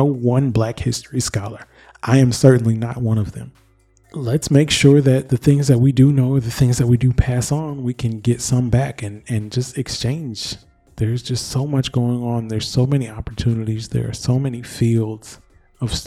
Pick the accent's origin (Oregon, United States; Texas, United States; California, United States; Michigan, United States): Michigan, United States; my home state of Michigan